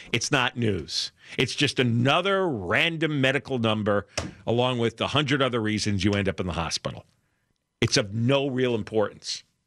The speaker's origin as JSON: {"language": "English", "region": "New York area", "country": "United States", "tie": "born or raised there", "moved": "yes", "lives_now": "Los Angeles, United States", "said": "you and I grew up in New York, right? or in the New York area"}